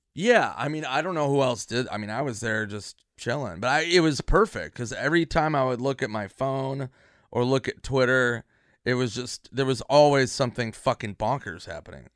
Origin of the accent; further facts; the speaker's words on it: Minnesota, United States; now in Los Angeles, United States; Minnesota where I'm from